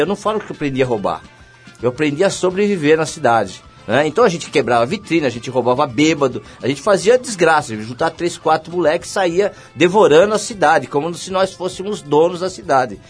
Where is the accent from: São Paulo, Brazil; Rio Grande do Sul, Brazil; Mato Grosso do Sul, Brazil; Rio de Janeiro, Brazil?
São Paulo, Brazil; eu morava na Vila Maria